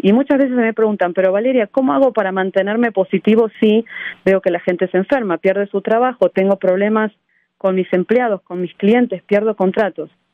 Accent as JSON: {"language": "Spanish", "country": "Argentina", "tie": "born or raised there", "moved": "as an adult", "lives_now": "United States", "said": "Yo nací en Argentina en un pueblo muy chico y fui la primera mujer en mi familia en ir a la universidad"}